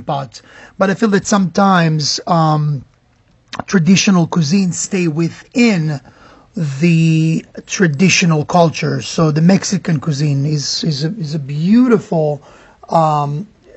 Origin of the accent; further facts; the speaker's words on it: Israel; now in Miami, United States; growing up in Israel